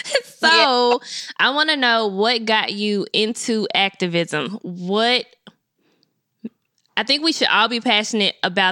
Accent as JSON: {"language": "English", "town": "Memphis", "region": "Tennessee", "country": "United States", "said": "Memphis women are unmatched. Like, we're special in an amazing way."}